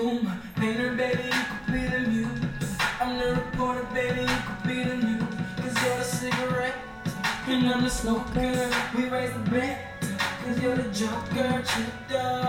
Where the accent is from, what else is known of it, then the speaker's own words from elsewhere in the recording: Utah, United States; also born or lived in Portugal; now in Dallas, United States; growing up in Utah